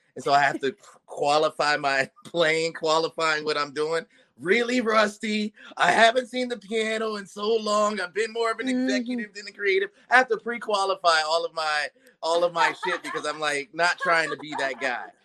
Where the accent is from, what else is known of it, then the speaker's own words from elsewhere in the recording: Ohio, United States; now in Los Angeles, United States; I am from Ohio originally, and but I've been on the West Coast for a long time. Been in LA for uh, almost 20 years